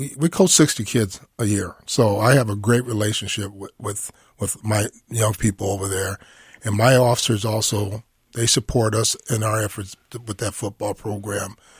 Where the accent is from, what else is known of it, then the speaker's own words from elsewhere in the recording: Minneapolis, Minnesota, United States; I grew up in North Minneapolis